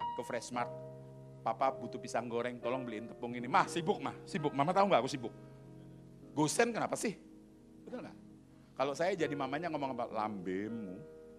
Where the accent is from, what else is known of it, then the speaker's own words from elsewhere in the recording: Surabaya, East Java, Indonesia; Aku ini lahir di Surabaya